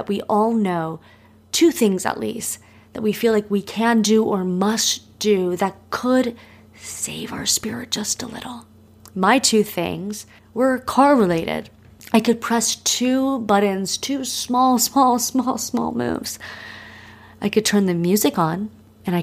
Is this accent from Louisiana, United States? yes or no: no; Miami, Florida, United States; moved away; also born or lived in Los Angeles; I'm not someone growing up in Miami that was ever on the beach